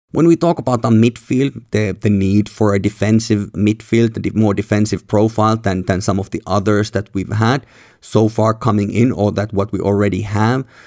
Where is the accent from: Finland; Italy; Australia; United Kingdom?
Finland; Helsinki, Uusimaa; where I'm recording here in my hometown, Helsinki